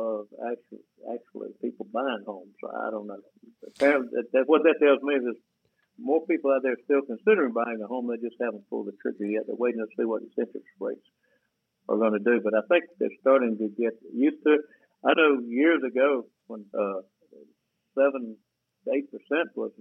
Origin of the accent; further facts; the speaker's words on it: Ashburn, Georgia, United States; moved away as an adult; also born or lived in Atlanta, Georgia; I was raised in Ashburn, Georgia